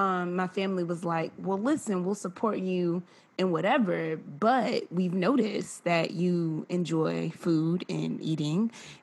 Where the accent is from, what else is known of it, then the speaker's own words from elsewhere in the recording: Amarillo, Texas, United States; also born or lived in Philadelphia, Pennsylvania; Like I grew up, I grew up partially in Amarillo, Texas and partially in Philly